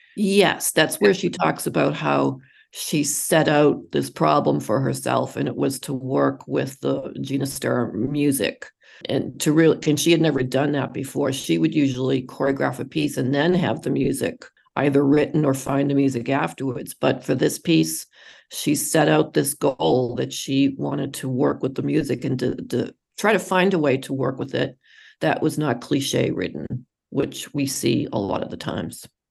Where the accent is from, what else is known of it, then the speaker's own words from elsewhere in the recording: Boston, Massachusetts, United States; in Boston. That that's where I'm from.